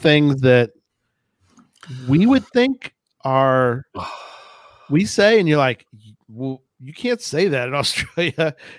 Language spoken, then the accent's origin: English; Texas, United States; accent: Texas with Midwest baseline; also born or lived in Midwest; my parents were from the Midwest, so I have sort of a baseline of Midwest, and then I throw in my Texas accent